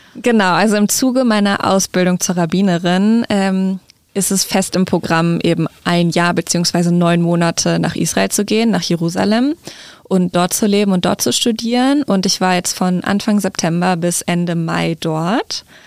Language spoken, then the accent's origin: German; Hanover, Lower Saxony, Germany; Ich komme aus Hannover ursprünglich